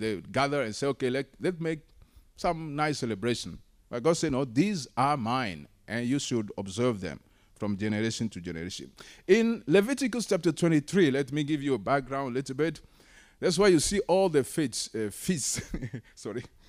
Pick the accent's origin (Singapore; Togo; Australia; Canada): Togo; moved away; I'm originally from Togo